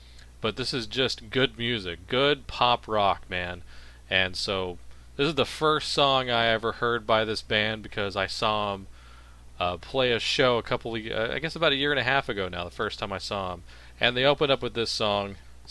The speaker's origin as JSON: {"language": "English", "region": "Texas", "country": "United States", "said": "my neck of the woods, Texas"}